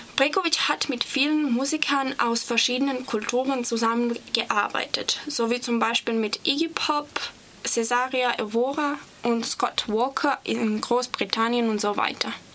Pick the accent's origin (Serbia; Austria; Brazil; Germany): Serbia; German is a second language; ich komme aus Serbien